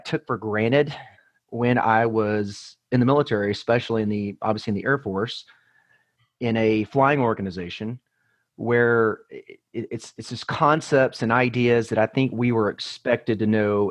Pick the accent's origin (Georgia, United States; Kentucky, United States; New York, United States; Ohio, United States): Georgia, United States; Atlanta; moved away as an adult; also born or lived in Colorado Springs, Colorado; I was actually born and raised in the Atlanta, Georgia area, but I moved away when I graduated high school.